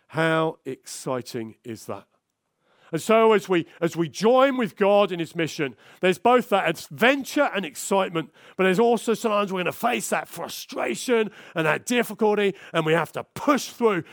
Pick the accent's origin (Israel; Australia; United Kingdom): United Kingdom; London; moved away; I'm from South London originally.